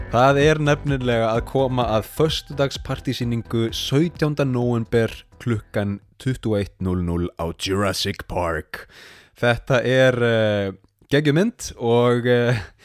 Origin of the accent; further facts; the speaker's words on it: Iceland; moved away as an adult; now in Sapporo, Japan; ég er nú frá Íslandi